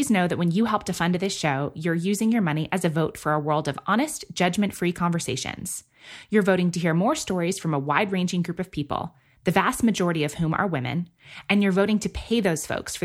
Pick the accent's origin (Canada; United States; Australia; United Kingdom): United States; New York City, New York; moved away; I grew up in New York City